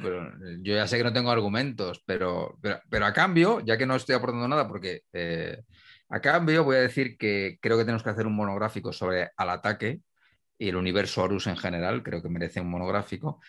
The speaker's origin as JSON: {"language": "Spanish", "town": "Humanes de Madrid", "region": "Community of Madrid", "country": "Spain", "said": "Coque, restaurante de mi pueblo, de Humanes"}